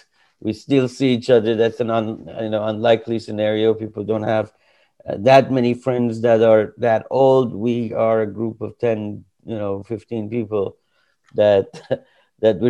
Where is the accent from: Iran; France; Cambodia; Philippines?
Iran; moved away as an adult; now in United States; I came from Iran. And this was about 2-3 years before the revolution that happened there. And I came to study.